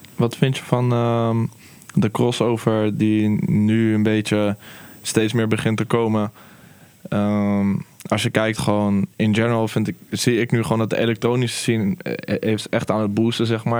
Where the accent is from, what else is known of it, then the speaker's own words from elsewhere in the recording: Utrecht, Netherlands; ik ben gewoon een Nederlander hier opgegroeid